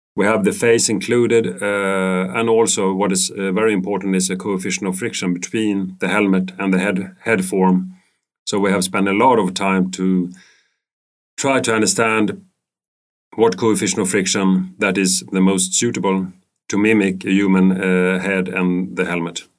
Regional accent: Stockholm, Stockholm County, Sweden; I'm living in Stockholm. I was born in Stockholm. Um, I've been studying in Stockholm

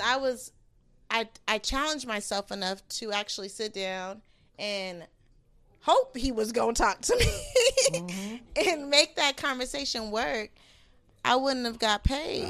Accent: California, United States; I'm from Cali

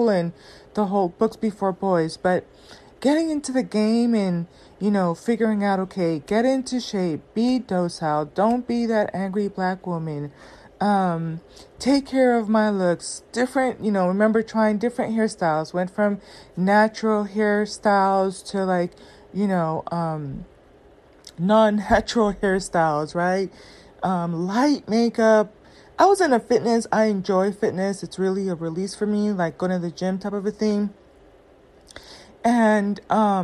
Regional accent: Southern California, United States; I grew up in Southern California where black women are not the preference

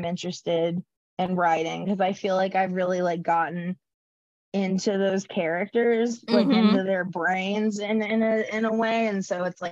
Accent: North Carolina, United States; I grew up in North Carolina

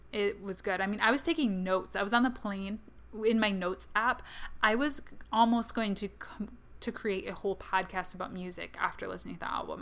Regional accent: Kalamazoo, Michigan, United States; my hometown, Kalamazoo, Michigan

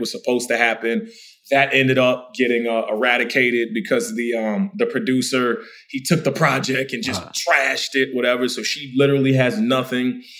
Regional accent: Chesapeake, Virginia, United States; I'm from the South. I'm from Chesapeake, Virginia. I'm from the DMV.

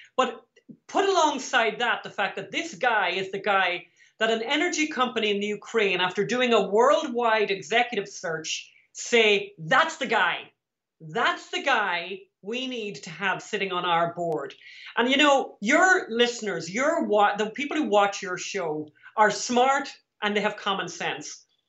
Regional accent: Ireland; We're from Ireland

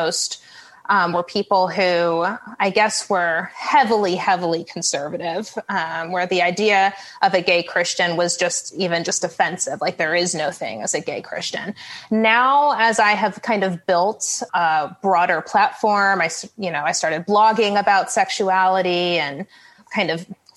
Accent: New York, United States; moved away as an adult; also born or lived in Tulsa, Oklahoma; I grew up in New York.

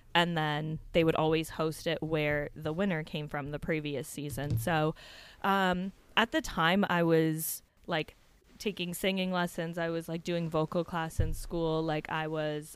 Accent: Hamilton, Ontario, Canada; Hamilton, which is my hometown

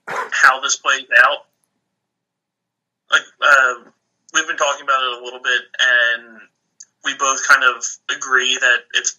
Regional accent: Delaware County, Pennsylvania, United States; I'm a kid from Delco.

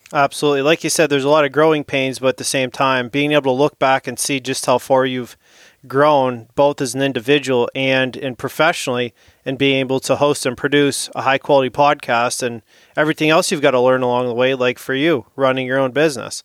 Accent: St. Marys, Pennsylvania, United States; I'm from Saint Mary's, Pennsylvania

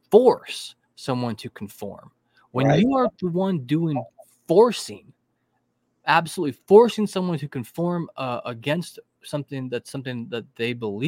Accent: United States; as an American citizen

